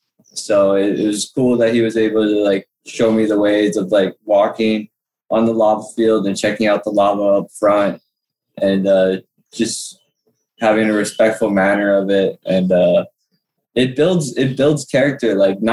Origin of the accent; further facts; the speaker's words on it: Big Island, Hawaii, United States; also born or lived in Colorado / Nevada; like I'm not Hawaiian, like a different Filipino, Italian, born and raised here. But yeah, I'm a local boy to heart.